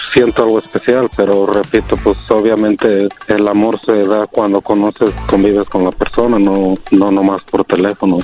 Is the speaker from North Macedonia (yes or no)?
no; Guanajuato, Mexico; now in United States; yo soy de Guanajuato